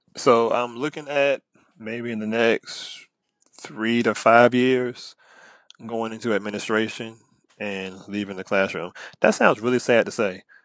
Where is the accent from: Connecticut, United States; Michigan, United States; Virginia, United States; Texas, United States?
Virginia, United States; accent: country; I'm very country, I've been in Virginia all my life, like, from the South